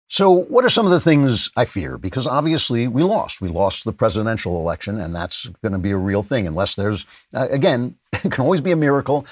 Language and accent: English; Nassau County, New York, United States; That's where I grew up in Nassau County